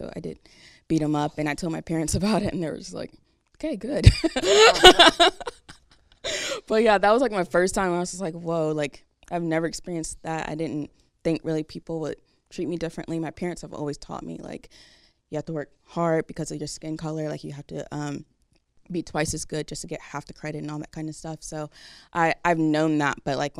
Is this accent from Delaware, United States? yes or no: yes; Delaware, United States; now in Jacksonville, United States; I think the first time that I've experienced racism was when I moved from Jacksonville, from Delaware, which was a big culture shock because where my parents and I lived at in Delaware